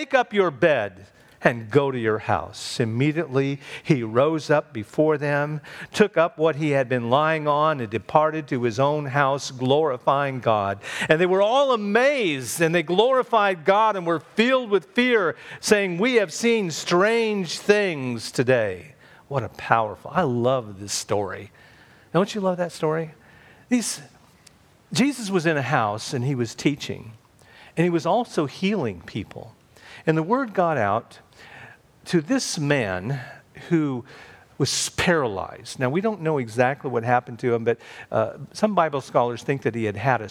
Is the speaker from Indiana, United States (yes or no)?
yes; Clinton, Indiana, United States; when I was 12 years old, back in my hometown of Clinton, Indiana